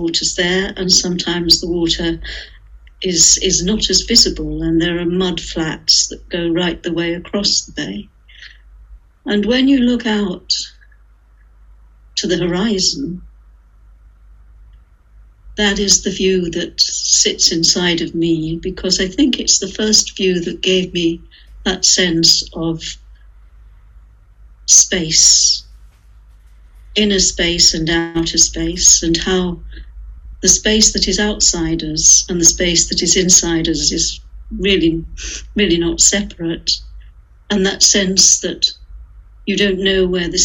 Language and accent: English; Morecambe, North West England, United Kingdom; I was born in Morecambe, in Queen Victoria Hospital, Morecambe, it was then